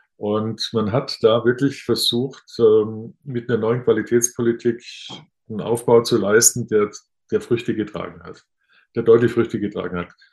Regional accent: Bad Mergentheim, Baden-Württemberg, Germany; Als gebürtiger Baden-Württemberger aus einem Ort, Bad Mergentheim, durch den die württembergische und badische Grenze mitten durchläuft

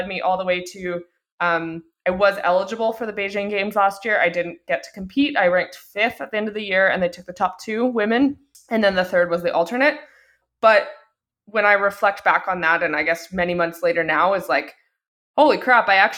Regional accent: Calgary, Alberta, Canada; I'm in Calgary, and I'm actually born and raised in Calgary.

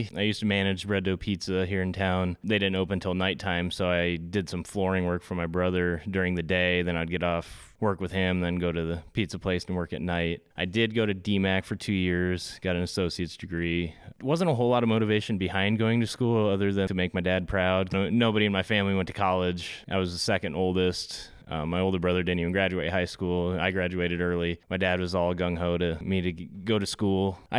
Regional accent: Indianola, Iowa, United States; Here in Indianola, born and raised. Lived a little bit up in Northwest Iowa. Still have family up there.

